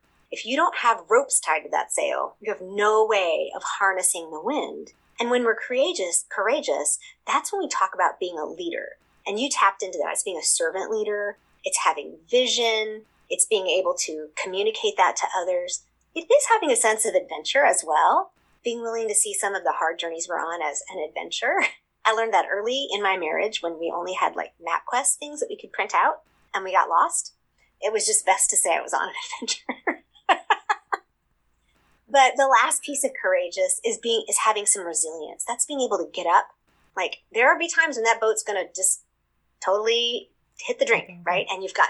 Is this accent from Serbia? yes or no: no; Seoul, South Korea; I describe them because I'm a missionary kid. I grew up in Seoul, Korea, actually.